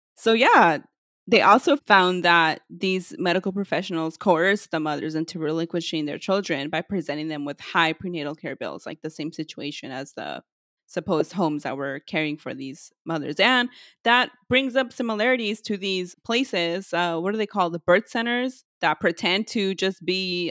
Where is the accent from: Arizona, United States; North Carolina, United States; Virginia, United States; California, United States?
California, United States; We're from California